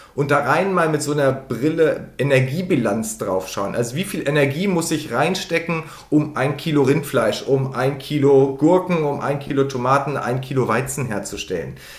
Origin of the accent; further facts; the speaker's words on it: Lower Saxony, Germany; ich komme aus Niedersachsen